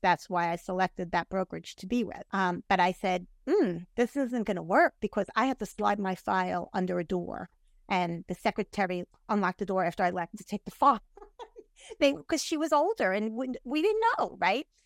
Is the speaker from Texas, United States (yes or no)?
no; New York, United States; now in Tampa Bay, United States; I'm from New York.